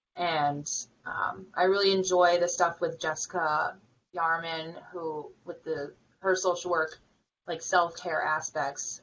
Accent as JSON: {"language": "English", "region": "Vermont", "country": "United States", "tie": "born or raised there", "moved": "yes", "said": "I'm from Vermont"}